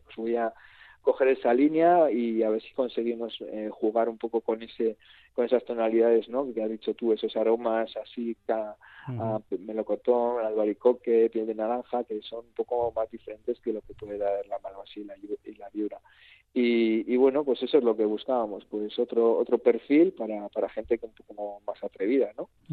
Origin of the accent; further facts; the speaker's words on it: Rioja Alavesa, Basque Country, Spain; es una comarca que estamos ahí en el sur y, estamos luchando y reivindicándonos por, decir que, que, somos una parte de Euskadi